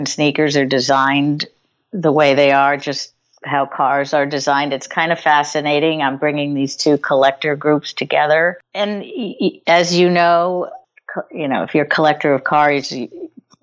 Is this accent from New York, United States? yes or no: yes; New York City, New York, United States; I'm a New Yorker. I was born here. I grew up here. I live here.